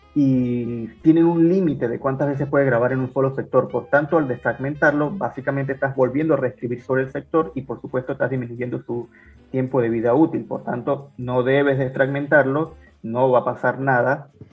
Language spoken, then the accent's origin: Spanish; Venezuela; moved away as an adult; now in Peru; los aventureros venezolanos que no salimos de Venezuela por cuestiones de pobreza